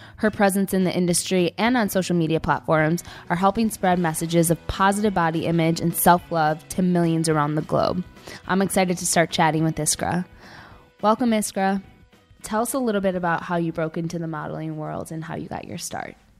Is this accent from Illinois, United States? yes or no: yes; Chicago, Illinois, United States; now in New York, United States; I'm not from New York, I'm from Chicago